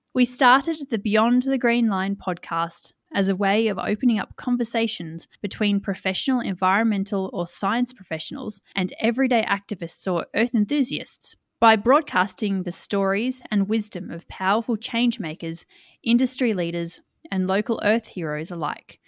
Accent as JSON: {"language": "English", "country": "Australia", "also_born_or_lived": "Tamworth, New South Wales", "said": "I'm an Australian living in regional New South Wales in the city of Tamworth"}